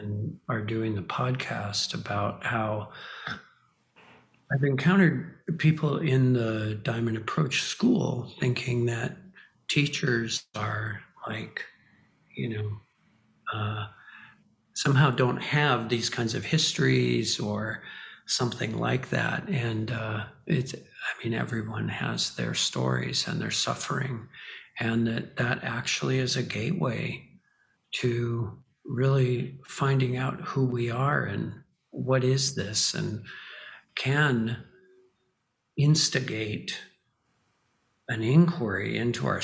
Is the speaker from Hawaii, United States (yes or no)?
yes; Hawaii, United States; I grew up in Hawaii